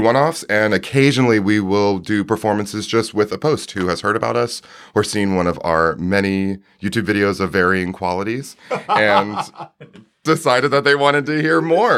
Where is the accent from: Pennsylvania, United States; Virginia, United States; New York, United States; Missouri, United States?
Virginia, United States; Newport News; now in Dayton, United States; I'm from Newport News, Virginia.